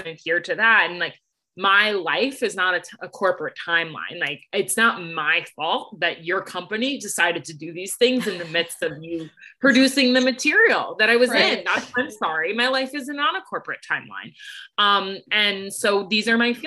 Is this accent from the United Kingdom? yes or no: no; New York City, New York, United States; moved away; I'm originally from New York City. So I rep New York hard.